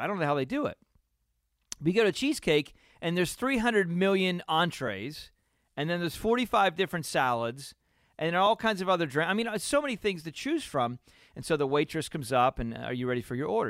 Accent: Pennsylvania, United States; growing up in Pennsylvania, where you know I'm growing up in Pennsylvania, and it's a beautiful area

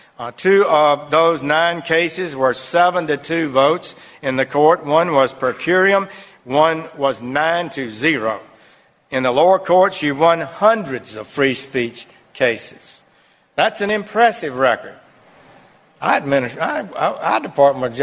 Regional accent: Alabama, United States; I'm from Alabama, the home of the Southern Poverty Law Center

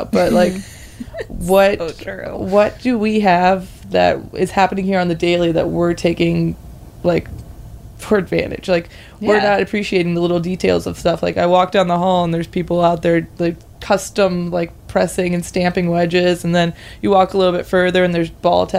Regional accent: Ohio, United States; my family is a bunch of golfers, and we're all from Ohio

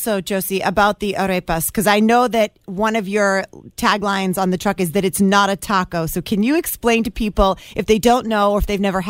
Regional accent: Merrimack Valley, Massachusetts, United States; the Merrimack Valley, which is my hometown area. I love it. And it's north of Boston.

